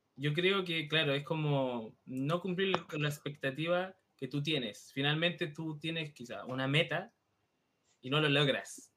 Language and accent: Spanish; Santiago, Santiago Metropolitan Region, Chile; moved away; yo soy de Santiago, yo nací en Santiago, que es la capital de Chile